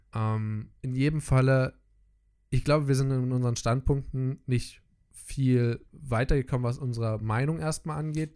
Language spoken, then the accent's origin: German; Germany; als Deutscher